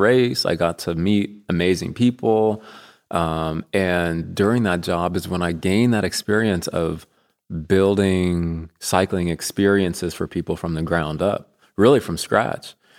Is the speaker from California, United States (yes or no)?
no; Colorado, United States; moved away as an adult; also born or lived in Kansas; now in Bentonville, United States; I'm from Colorado